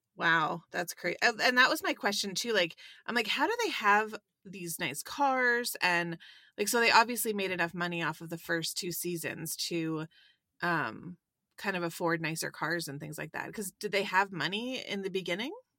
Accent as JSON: {"language": "English", "town": "Sarnia", "region": "Ontario", "country": "Canada", "moved": "yes", "said": "I'm from Sarnia originally."}